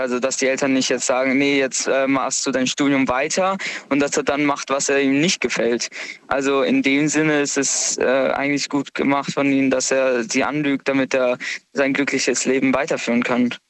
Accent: Karlsruhe, Baden-Württemberg, Germany; komme aus Karlsruhe

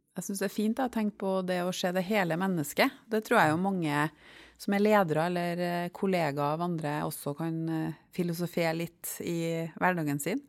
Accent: Trøndelag, Norway; jeg spesielt da som trønder

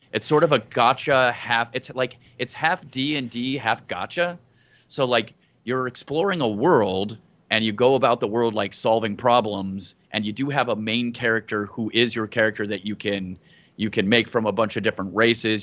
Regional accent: New Mexico, United States; I'm from New Mexico and my accent is very weird

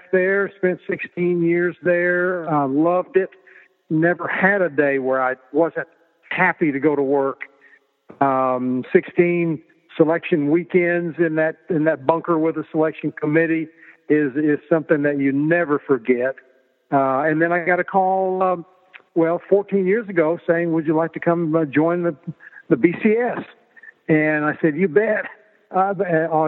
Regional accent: Oklahoma, United States; grew up in a small town in Oklahoma where sports was number one on everybody's radar screen

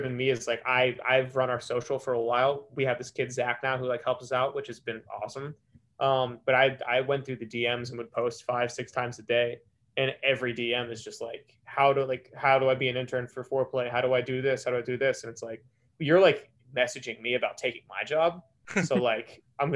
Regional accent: Pikesville, Maryland, United States; also born or lived in Alabama; I'm from Baltimore. I'm from Pikesville. I belonged to like a couple country clubs growing up

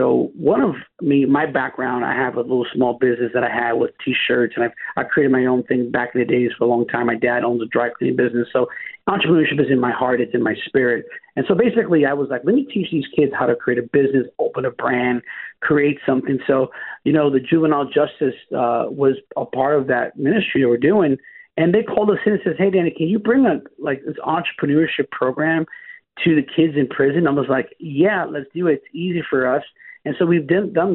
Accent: New York City, New York, United States; from Brooklyn, New York. I'm born and raised

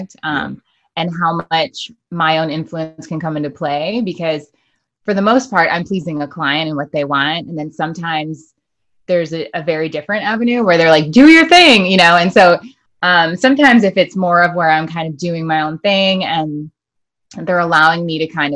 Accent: Michigan, United States; I grew up in Michigan

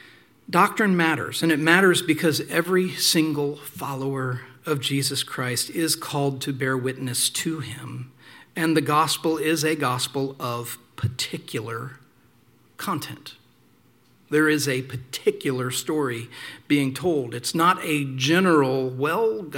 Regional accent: small town Indiana, United States; I also started going to this charismatic church down the street because in small town Indiana, there weren't a lot of choices

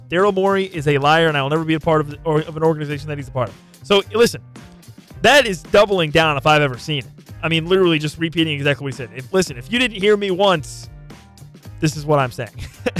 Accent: Kansas, United States; I'm from Kansas

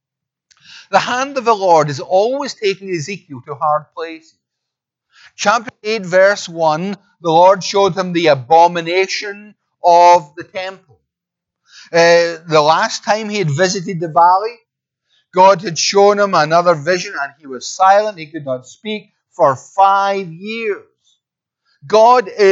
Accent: Scotland, United Kingdom; accent: Scottish; I'm Scottish

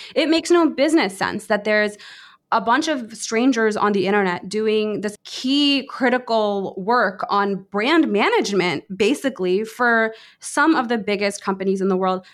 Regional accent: Washington, District of Columbia, United States; I grew up in the D C area.

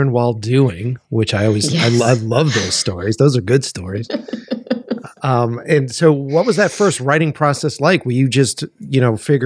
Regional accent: Boston, Massachusetts, United States; now in Los Angeles, United States; I grew up in Boston

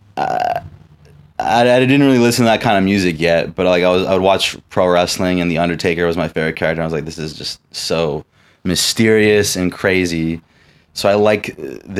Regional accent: Los Angeles, California, United States; I was born and raised in a tiny one-room apartment. My parents, right across from Temple Israel of Hollywood

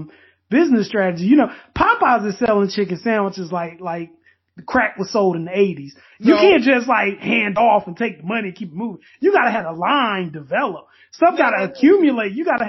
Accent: Durham, North Carolina, United States; born or raised there

